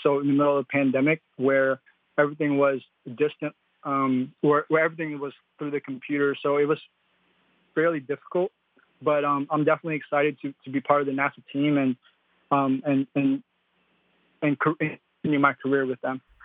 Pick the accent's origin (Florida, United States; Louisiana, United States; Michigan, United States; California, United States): Michigan, United States; also born or lived in Philippines; I am a Philippine immigrant. I moved from the Philippines to Michigan when I was six years old